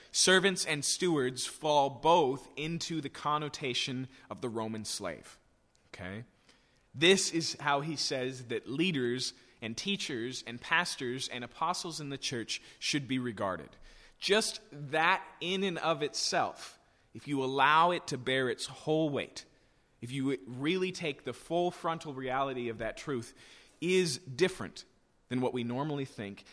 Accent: United States; for us as American English speakers

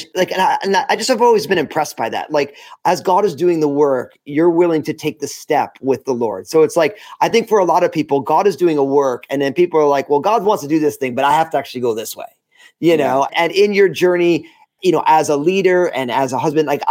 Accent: New Jersey, United States; we were culturally Catholic, but we're all Italian from New Jersey

